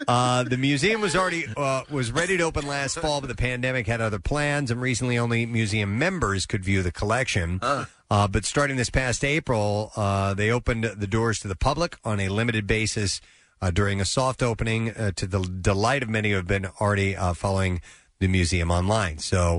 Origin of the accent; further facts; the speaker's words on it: St. Louis, Missouri, United States; growing up in St. Louis